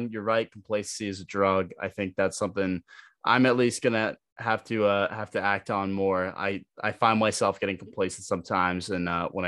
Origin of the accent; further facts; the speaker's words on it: Massachusetts, United States; I'm from Massachusetts, man.